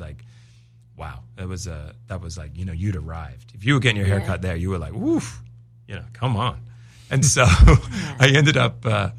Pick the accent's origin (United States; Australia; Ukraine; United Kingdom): United Kingdom; England; I'm English. They're English. He's my uncle.